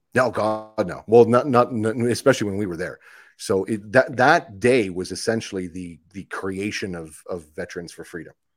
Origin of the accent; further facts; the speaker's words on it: Ottawa, Ontario, Canada; I grew up in Ottawa